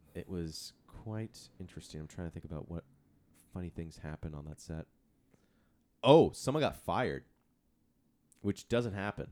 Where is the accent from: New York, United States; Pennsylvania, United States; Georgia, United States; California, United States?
California, United States; San Diego; moved away; my hometown of San Diego